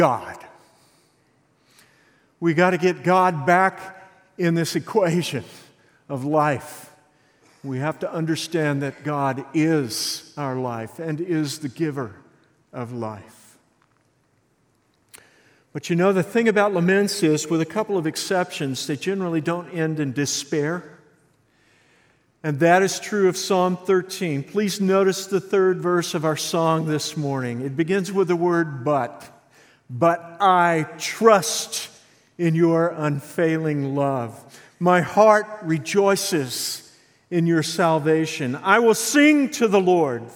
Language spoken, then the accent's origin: English; Santa Fe, Texas, United States; I grew up in Santa Fe, Texas.